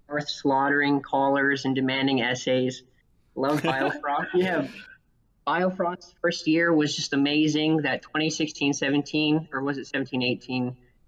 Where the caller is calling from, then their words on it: College Station, Texas, United States; also born or lived in Utah; Texas. Sorry, I just moved. I'm so used to being in Utah. I've only been here a few weeks, but I'm in Texas.